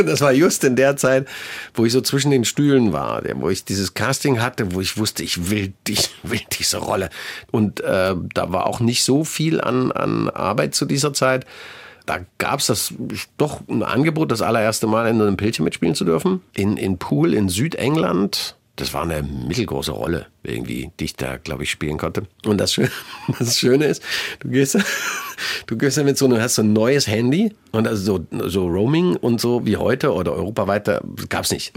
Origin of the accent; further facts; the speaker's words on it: Leipzig, Saxony, Germany; zum einen ist es meine Heimatstadt, ich bin hier geboren, ich kenne hier jede Ecke